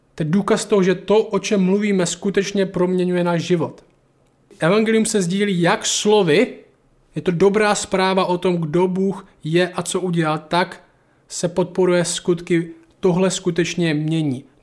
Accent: Šumperk, Olomouc Region, Czechia; ze Šumperka

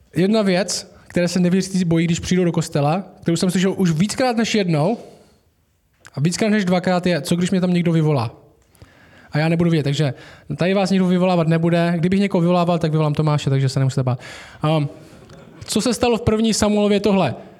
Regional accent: Šumperk, Olomouc Region, Czechia; Já jsem vyrostl v Temenici

